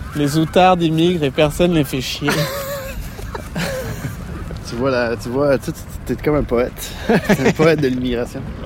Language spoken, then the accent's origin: French; Lacolle, Quebec, Canada; la colle, c'est là d'où je viens. Je suis né là. J'ai grandi là